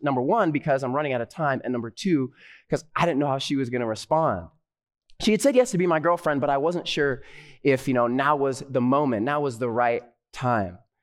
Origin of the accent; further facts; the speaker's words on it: Southern California, United States; I'm a pastor from Southern California, currently studying at Andrews University Theological Seminary